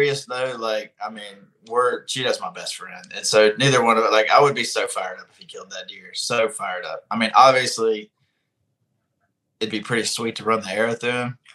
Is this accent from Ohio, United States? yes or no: no; Birmingham, Alabama, United States; growing up in Birmingham and this being my stomping grounds in my hometown